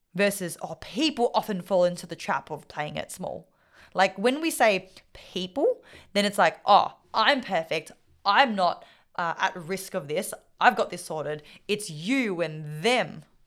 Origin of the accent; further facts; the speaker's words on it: Australia; first language Vietnamese; English is a second language; When I was raised, I was raised speaking Vietnamese. was raised to live the Vietnamese culture and lifestyle. But I was born in Australia